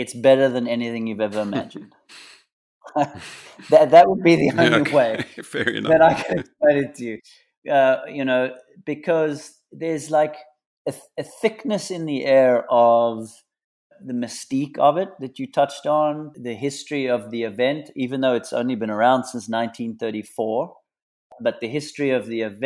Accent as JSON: {"language": "English", "region": "Western Cape", "country": "South Africa", "tie": "born or raised there", "moved": "as an adult", "lives_now": "United States", "said": "Growing up in the Cape, I was born and bred playing in that Southeaster"}